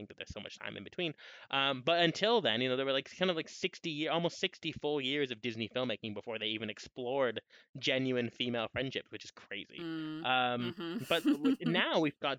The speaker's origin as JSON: {"language": "English", "country": "Canada", "said": "As a Canadian"}